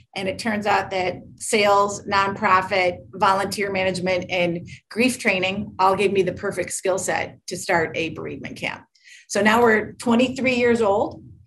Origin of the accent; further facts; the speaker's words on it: Michigan, United States; I grew up in Michigan